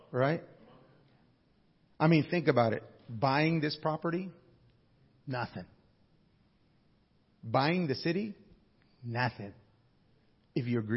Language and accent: English; Alaska, United States; I come from Alaska